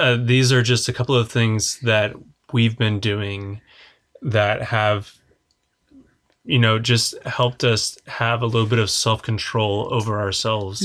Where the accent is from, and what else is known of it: Oklahoma, United States